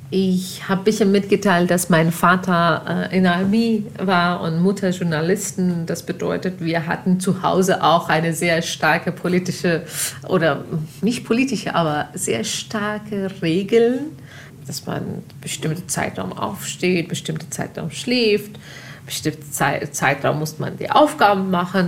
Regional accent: Pakistan; German is a second language; moved away as an adult; also born or lived in Afghanistan (ancestry); now in Germany; ich habe nie in Afghanistan gelebt, sondern in Pakistan aufgewachsen und da gelebt und studiert

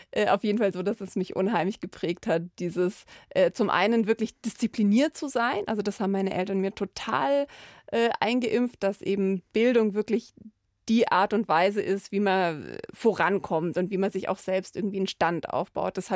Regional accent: Landsberg am Lech, Bavaria, Germany; Ja, ich habe natürlich einen ganz engen Bezug, weil es mich die Stadt sehr geprägt hat.

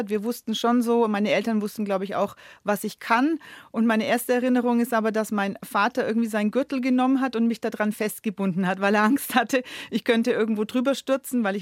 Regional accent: Nuremberg, Bavaria, Germany; born there; Eine gebürtige Nürnbergerin. Genau, ich bin in Nürnberg geboren

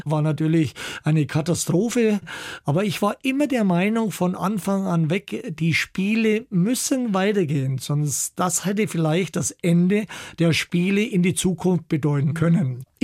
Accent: Altdorf bei Nürnberg, Bavaria, Germany; In Altdorf bei Nürnberg, wo ich geboren bin, da hat es immer so einen kleinen Rangierbahnhof gegeben und meine Eltern, wir wohnten gleich in der Nähe

